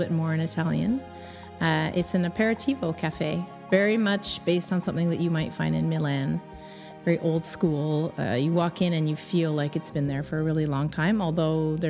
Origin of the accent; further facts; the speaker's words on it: Kingston, Ontario, Canada; moved away as an adult; now in Montreal, Canada; I grew up in Ontario. I'm from Kingston, Ontario, a little small town.